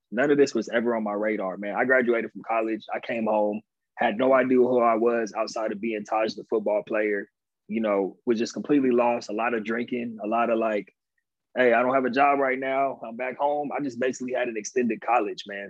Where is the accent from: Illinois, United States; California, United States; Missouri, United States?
California, United States; Inland Empire; also born or lived in Pasadena, California / San Diego, California / New York tri-state area; I grew up like 45 minutes outside of LA. It's the Inland Empire. Um, that's where I'm from